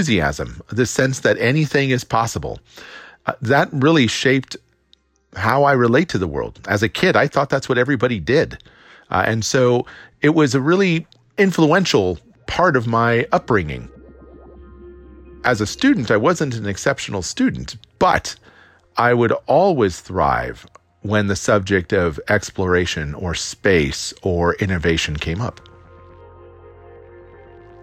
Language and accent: English; Downey, California, United States; I grew up in Los Angeles in the 1970s and in a town called Downey, California